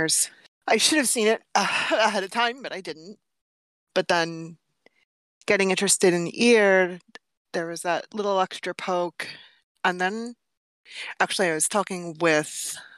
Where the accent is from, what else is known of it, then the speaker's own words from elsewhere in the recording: New York City, New York, United States; I'm from New York City, born and raised